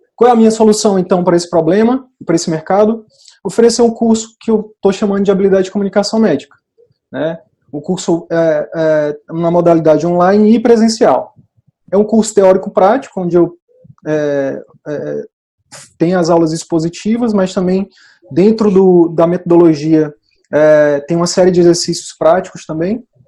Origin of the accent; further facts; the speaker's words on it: Picos, Piauí, Brazil; Eu sou de Picos, que é o interior do Piauí, sou de uma comunidade rural de Picos